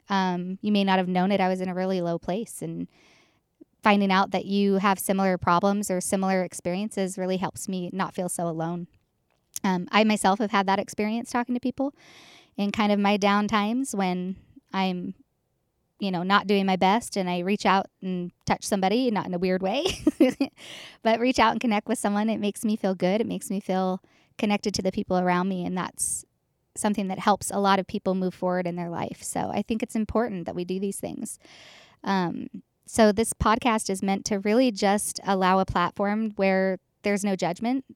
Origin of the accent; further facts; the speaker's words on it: Boise, Idaho, United States; I'm from Boise, Idaho, born and raised.